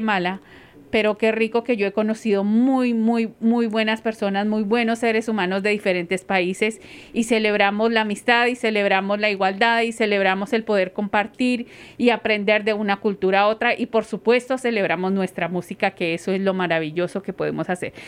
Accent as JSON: {"language": "Spanish", "country": "Colombia", "moved": "yes", "said": "yo soy de Colombia, muy orgullosamente colombiana"}